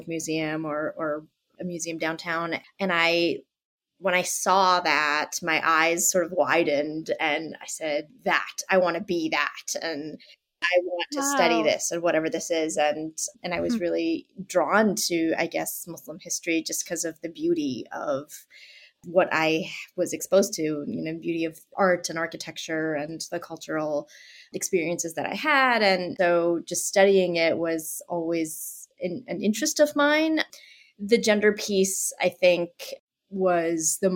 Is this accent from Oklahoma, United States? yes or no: no; Boston, Massachusetts, United States; I am from Boston, and I grew up in Boston